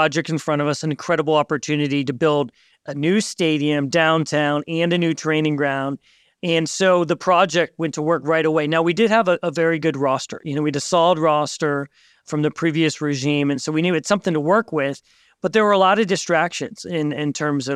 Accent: Westerville, Ohio, United States; born or raised there; moved away; also born or lived in Toronto

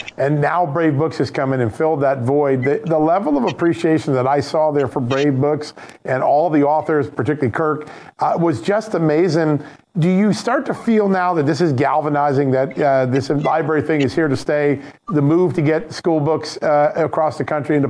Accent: Virginia, United States; That's my home state, Virginia.

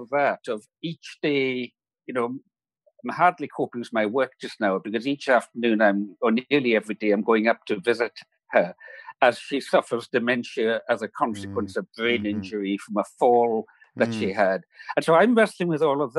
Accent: Isle of Lewis, Scottish Outer Hebrides, Scotland, United Kingdom; the island where I was raised in the Scottish Outer Hebrides

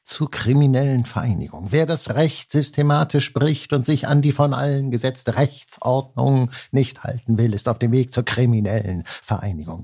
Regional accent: Hanseatic, Northern Germany, Germany; accent: Hanseatic nasal; weil ich hanseatisch näsele

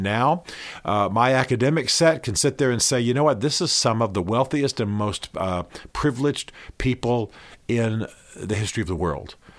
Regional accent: Albany, Georgia, United States; I'm from, you know, I was born in Albany, Georgia

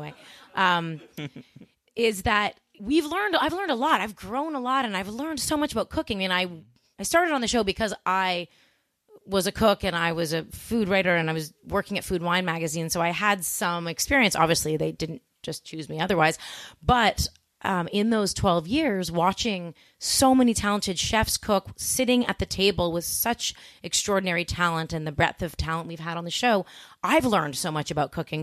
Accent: Toronto, Ontario, Canada; also born or lived in Montreal; I grew up in Toronto

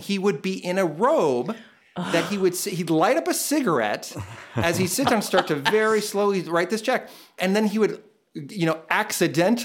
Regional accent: Danville, California, United States; also born or lived in Grass Valley, California; I grew up in Northern California, mostly in a town called Danville, which is in the East Bay near San Francisco

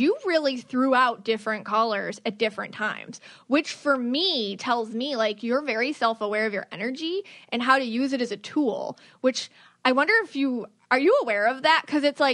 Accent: Buffalo, New York, United States; moved away; I'm from Buffalo, New York

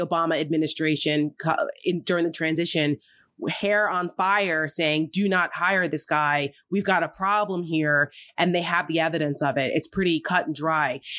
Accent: Paramus, New Jersey, United States; moved away; my hometown in Paramus, New Jersey

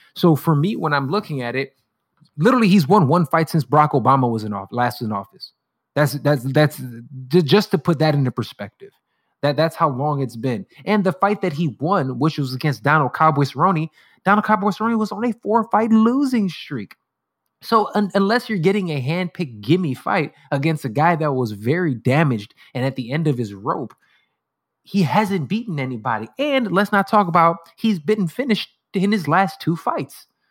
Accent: United States; as an American

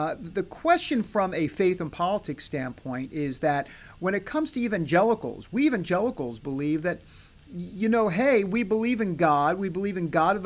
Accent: New York, United States; I'm from New York

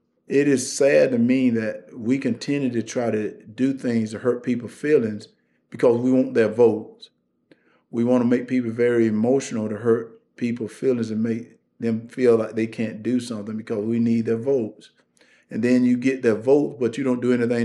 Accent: Wrightsville, Georgia, United States; Wrightsville, Georgia, my little town

